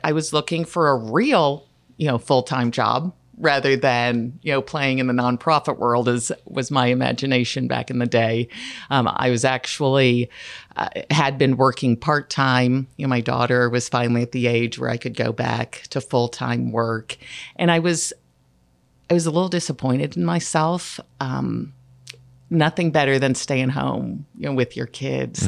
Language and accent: English; Platte County, Missouri, United States; I was raised in Platte County